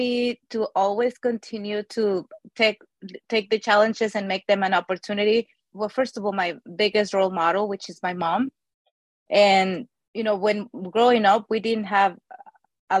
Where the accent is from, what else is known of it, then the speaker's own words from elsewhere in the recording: Mexico City, Mexico; moved away as an adult; also born or lived in Austin, Texas; now in United States; I grew up in Mexico City.